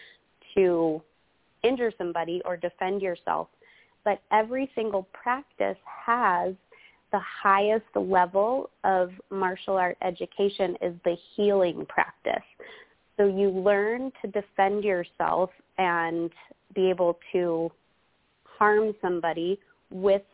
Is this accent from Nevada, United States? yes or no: yes; Reno, Nevada, United States; moved away as an adult; now in California, United States; in Reno, Nevada, where I'm originally from